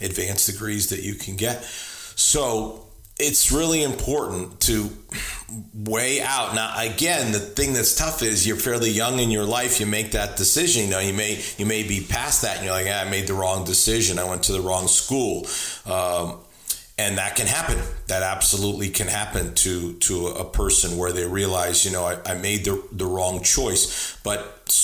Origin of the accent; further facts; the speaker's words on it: New England, United States; moved away as an adult; now in Richmond, United States; I'm originally from New England. I have spent the last 30 years of my life, just hit 30 years, in Richmond, Virginia.